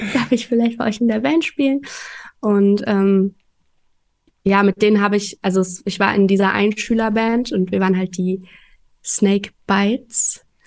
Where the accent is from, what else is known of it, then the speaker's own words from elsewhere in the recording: Offenbach, Hesse, Germany; also born or lived in Frankfurt; bin ich in Offenbach aufgewachsen.